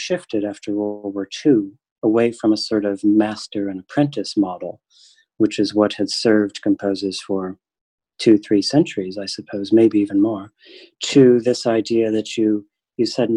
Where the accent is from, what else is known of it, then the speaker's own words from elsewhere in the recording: Michigan, United States; I am from Michigan